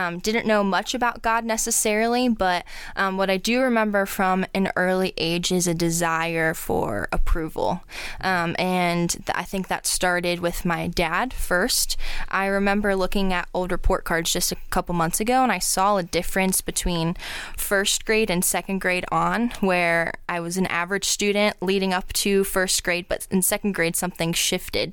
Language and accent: English; Akron, Ohio, United States; born and raised in Akron